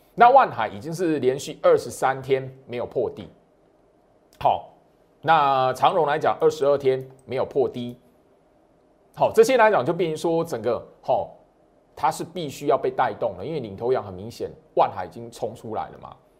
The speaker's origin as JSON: {"language": "Chinese", "country": "Taiwan", "said": "虽然我是台湾人"}